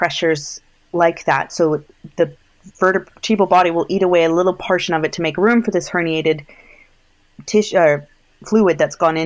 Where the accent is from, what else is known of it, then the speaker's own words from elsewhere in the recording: Canada; moved away as an adult; also born or lived in Alberta / United Kingdom; I'm Canadian.